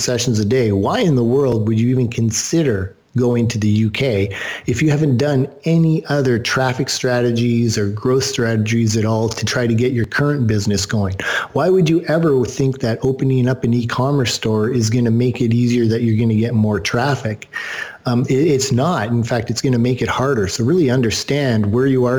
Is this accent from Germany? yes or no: no; Canada; I'm Canadian